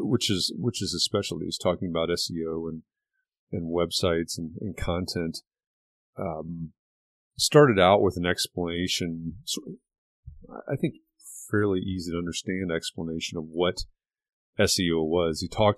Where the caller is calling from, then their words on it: Indianapolis, Indiana, United States; I'm joining from Indianapolis, Indiana.